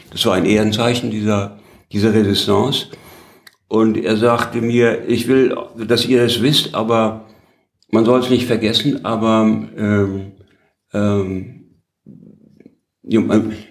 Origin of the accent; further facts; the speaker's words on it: Heidelberg, Baden-Württemberg, Germany; als ich sagte, ich bin aus Heidelberg, da ist er mir am Hals gefallen.